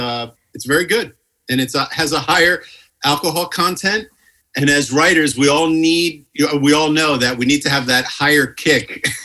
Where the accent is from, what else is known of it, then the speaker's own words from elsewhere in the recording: New Jersey, United States; We're from New Jersey. Don't hold it against us.